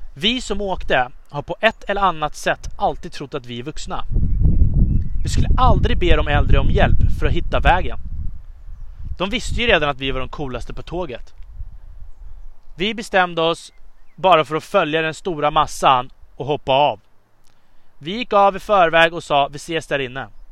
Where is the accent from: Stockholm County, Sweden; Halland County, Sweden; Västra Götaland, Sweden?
Stockholm County, Sweden; Upplands Väsby; Början av min uppväxt startade i Upplands Väsby